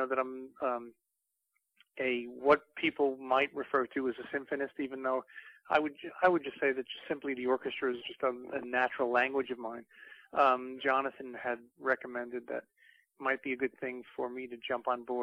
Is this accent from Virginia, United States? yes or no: no; New York City, New York, United States; I grew up in the Bronx